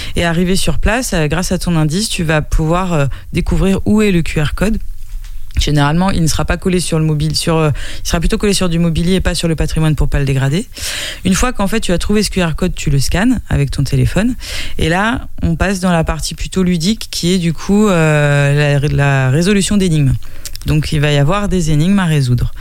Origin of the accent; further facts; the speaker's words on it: Nantes, Pays de la Loire, France; moved away as an adult; now in Angers, France; je suis pas angevine euh, d'origine, je suis nantaise d'origine, mais ça fait dix ans que je suis installée là